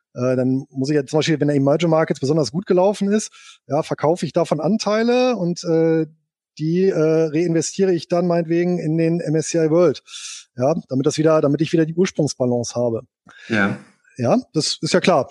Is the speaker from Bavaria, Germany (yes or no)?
no; Bonn, North Rhine-Westphalia, Germany; Geboren bin ich hier in Bonn und aufgewachsen.